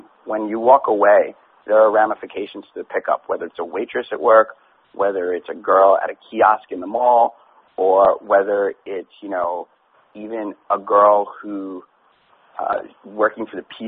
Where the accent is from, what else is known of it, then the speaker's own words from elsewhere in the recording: New York City, New York, United States; I grew up partying in New York City and being in the club scene